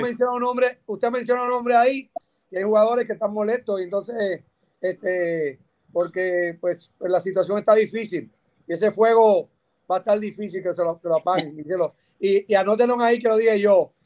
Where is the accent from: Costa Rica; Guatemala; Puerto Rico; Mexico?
Puerto Rico; nosotros como boricua